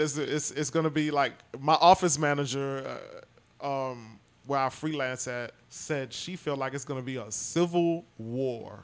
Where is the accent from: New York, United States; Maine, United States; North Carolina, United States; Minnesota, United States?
New York, United States; New York City; now in Houston, United States; I'm from Brooklyn originally, but I've been in Houston since 94